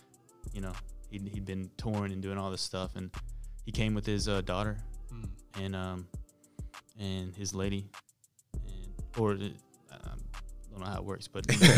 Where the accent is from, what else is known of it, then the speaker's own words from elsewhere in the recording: Charlotte, North Carolina, United States; Growing up in Charlotte at the time, because Power 98, they'd play like New York stuff